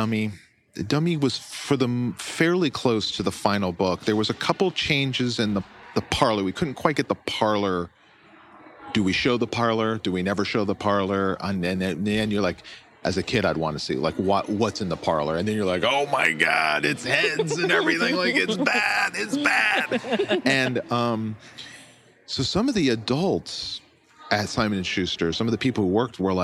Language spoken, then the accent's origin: English; Florida, United States; I grew up in Florida